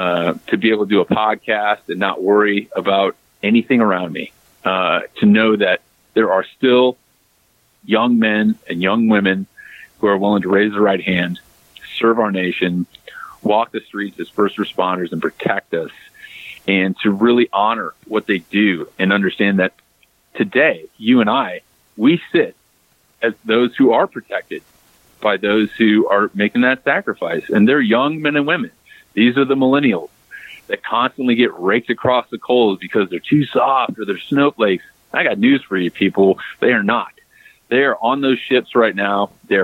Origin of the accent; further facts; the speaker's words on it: United States; And just like you, I am unapologetically American, John. I make no bones about that.